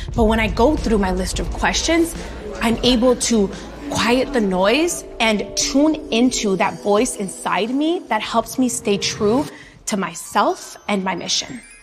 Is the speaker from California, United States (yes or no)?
yes; Los Angeles, California, United States; My entrepreneurial spirit comes from growing up in Latino neighborhoods